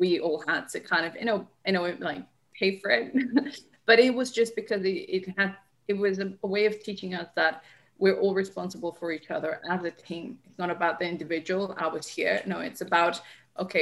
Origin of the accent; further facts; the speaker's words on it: Colombia; moved away; I'm originally from Colombia, so I started playing the streets of Colombia with my older brother